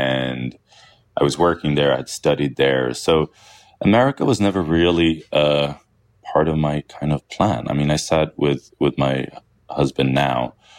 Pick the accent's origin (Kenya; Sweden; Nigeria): Sweden; moved away as an adult; also born or lived in Syria / London, United Kingdom; now in United States; I am from Syria. But also I've grown up in Sweden my whole life. So it's there's a lot of duality in that. I think I've been more in touch with my Syrian heritage since I left Sweden than I was when I was living in Sweden.